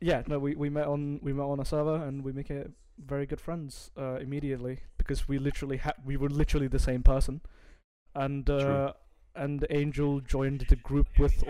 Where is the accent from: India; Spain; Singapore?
India; now in Norway; I'm an Indian donut, and I live in Norway